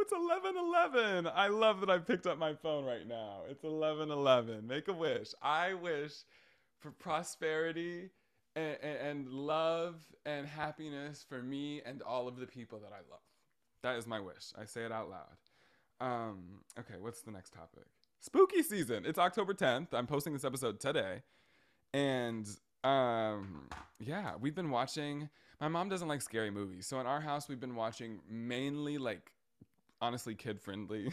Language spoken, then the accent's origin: English; Brunswick, Georgia, United States; also born or lived in Indiana; I always say my hometown, and I'm referencing, like, Brunswick and, uh, Saint Simon's Island. Um, but my home hometown, actually where I was born, is in Indiana